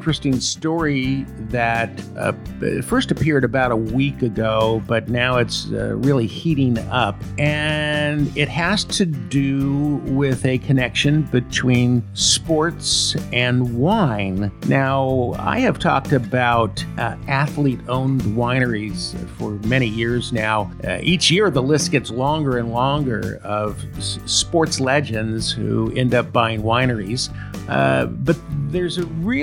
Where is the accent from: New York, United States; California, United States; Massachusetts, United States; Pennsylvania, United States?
California, United States; Paso Robles; I am from the Paso Robles region